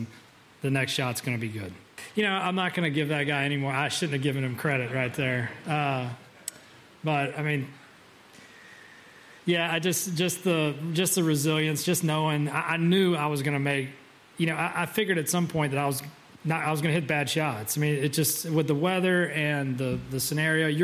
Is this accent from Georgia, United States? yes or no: yes; Georgia, United States; growing up in Georgia